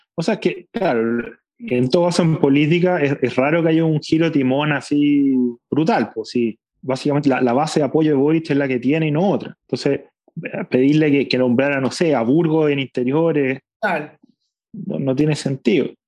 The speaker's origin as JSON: {"language": "Spanish", "country": "Chile", "said": "somos los chilenos una comunidad política"}